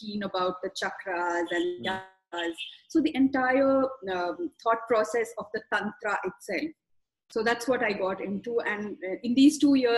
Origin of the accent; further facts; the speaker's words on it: South India, India; I was born in South India, where spirituality comes with the package deal of just being born in a South Indian family